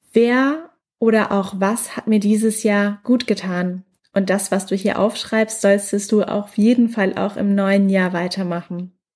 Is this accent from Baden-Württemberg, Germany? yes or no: yes; Mannheim, Baden-Württemberg, Germany; moved away; Gerade bin ich noch in meiner Heimatstadt in Mannheim